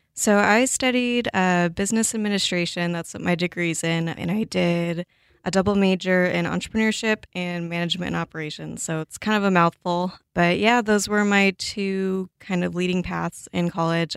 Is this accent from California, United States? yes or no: yes; Los Angeles, California, United States; moved away as an adult; also born or lived in Pullman, Washington; now in Seattle, United States; I grew up in Los Angeles, kind of in a suburb surrounding L A. I lived there, sorry, my whole life until I was eighteen